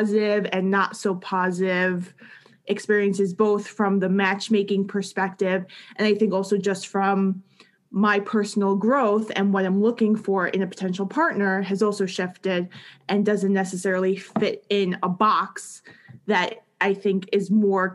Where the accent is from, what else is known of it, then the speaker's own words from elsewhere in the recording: New York City, New York, United States; I grew up in Queens, New York